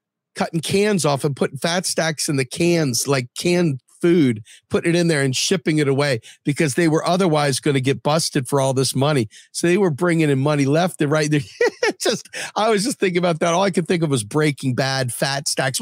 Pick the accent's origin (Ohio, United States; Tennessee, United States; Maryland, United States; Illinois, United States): Maryland, United States; Southern; also born or lived in Washington, D.C.; now in Harrisburg, United States; I'm from Washington D.C. Interestingly enough, but I'm from what they call Southern Maryland or the Washmet region. And so in Southern Maryland, I oftentimes see friends from high school